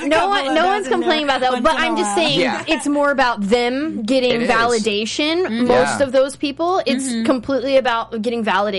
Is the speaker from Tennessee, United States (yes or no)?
no; Pennsylvania, United States; Wow. Oh, cool. Yeah. Pennsylvania.